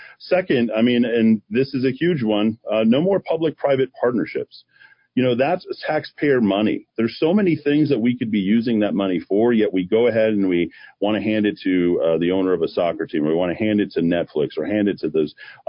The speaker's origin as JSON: {"language": "English", "town": "Albuquerque", "region": "New Mexico", "country": "United States", "tie": "born or raised there", "said": "I remember growing up on Nob Hill."}